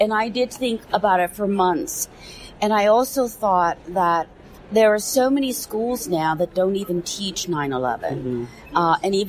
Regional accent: United States; we come together as Americans.

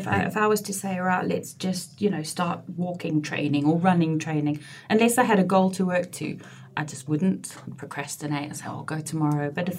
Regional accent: South Africa; also born or lived in Glasgow; now in United Kingdom; And my mum and dad emigrated to South Africa when I was two, hence my accent. However, I've been back in the UK for 22 years this year, and I still sound like this, so I think it's here to stay.

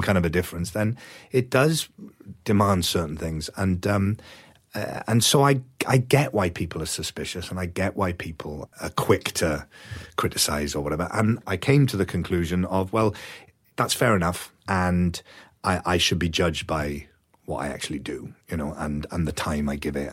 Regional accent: Wales, United Kingdom; moved away as an adult; also born or lived in London / United States; I moved from Wales to London to go to drama school

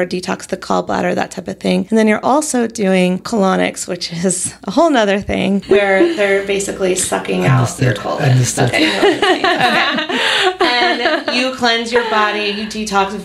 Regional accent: North Carolina, United States; now in California, United States; So I'm from North Carolina, and when I moved to California

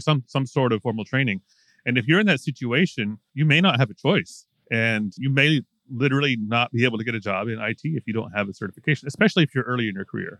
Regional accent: United States; moved away; we're all American. Grew up in a fairly privileged culture.

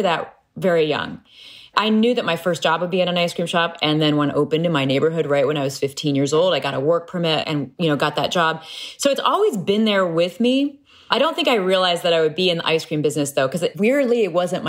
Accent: Peoria, Illinois, United States; Growing up in Peoria, Illinois

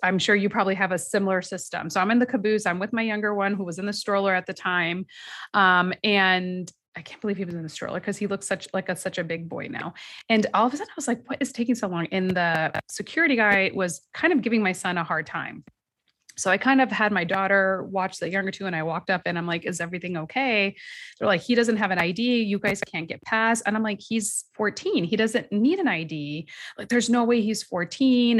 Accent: United States; we as American Muslim women and mothers in this country, meaning our parents might have come from another country, but we were born and raised here

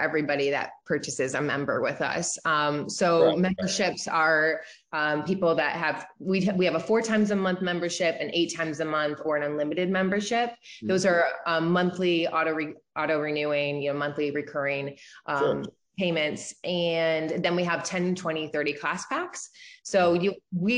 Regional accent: Toledo, Ohio, United States; moved away as an adult; now in Ann Arbor, United States; I'm originally from Toledo, Ohio.

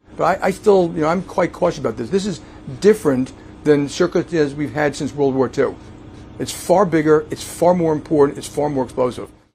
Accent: New York City, New York, United States; I'm a New Yorker. I'm born and bred in New York. I grew up, grew up in Jackson Heights, Queens

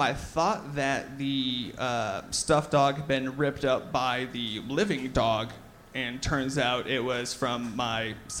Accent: Overland Park, Kansas, United States; also born or lived in Omaha, Nebraska; I moved to Overland Park when I was 5. So my extended family is all from Omaha, but I mean, I'm from Overland Park

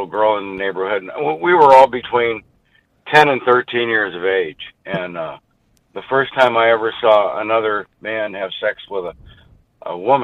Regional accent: the South, United States; I grew up in the South

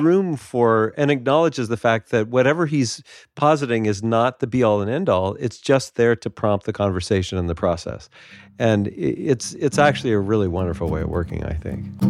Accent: Northern California, United States; I grew up in Northern California

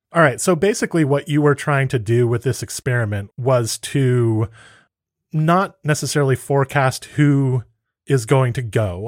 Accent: United States; I'm an American

